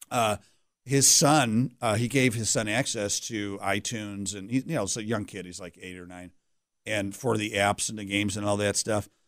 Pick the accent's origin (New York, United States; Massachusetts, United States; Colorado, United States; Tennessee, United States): New York, United States; Pittsford; also born or lived in Greece, New York; I'm a Rochester guy, born and bred here, uh, as all good Italians. I was born in Greece, New York. Oh. And, uh, but we